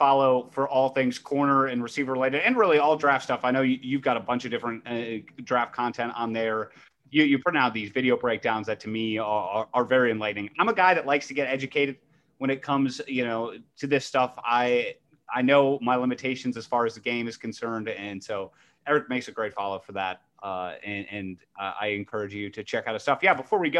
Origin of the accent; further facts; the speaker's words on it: Ohio, United States; And I grew up in Ohio State country, of course, you know, being a Cleveland Browns fan as well.